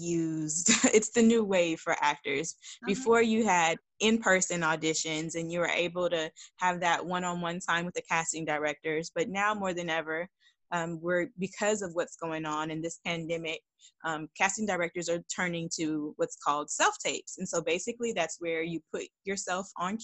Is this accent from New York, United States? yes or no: no; Dallas, Texas, United States; I'm from Dallas, Texas